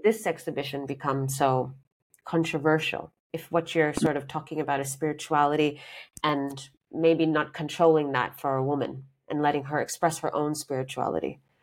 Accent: Sri Lanka; moved away; I'm from Sri Lanka

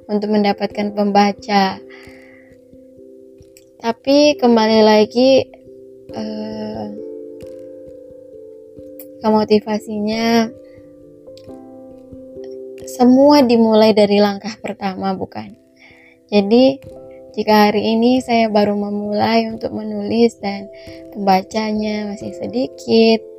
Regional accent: Mandailing Natal, North Sumatra, Indonesia; born there; terutamanya di Sumatera Utara khususnya di Mandailing Natal tempat kelahiran saya.

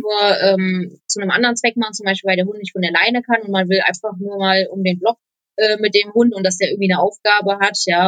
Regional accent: Poland; now in Eifel, Germany; Ich komme ja auch aus Polen

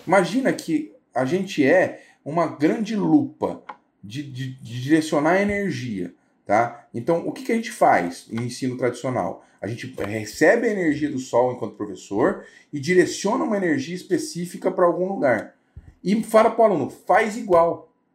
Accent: Brazil

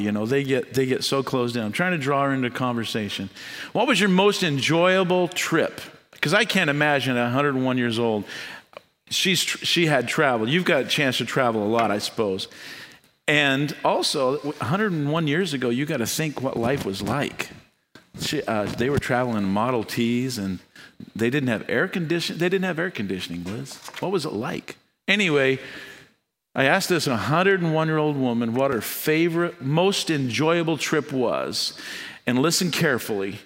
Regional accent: United States; I was born in the United States

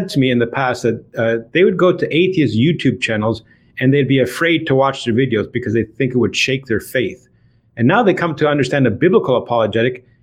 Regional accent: Toronto, Ontario, Canada; I was born and raised in Toronto, Ontario, Canada

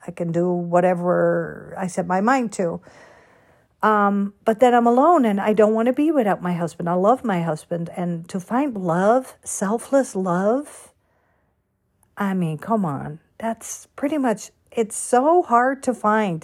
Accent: Netherlands; also born or lived in Florida / California / Boston / New York; now in United States; Born and raised in Holland

